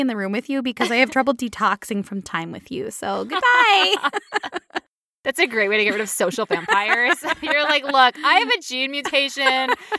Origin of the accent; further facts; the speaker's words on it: United States; We're those loudmouth Americans who poop a lot.